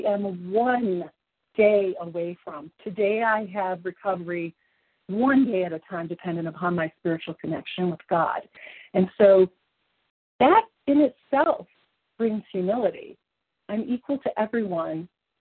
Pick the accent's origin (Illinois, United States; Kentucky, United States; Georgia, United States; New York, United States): Kentucky, United States; now in Colorado, United States; You are from my home of origin. I was born in Kentucky.